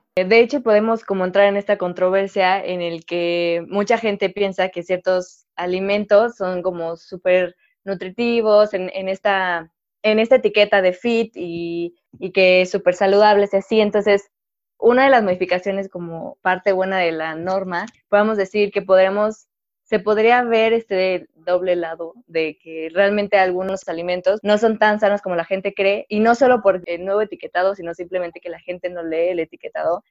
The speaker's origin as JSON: {"language": "Spanish", "country": "Mexico", "said": "como obviamente mexicanos"}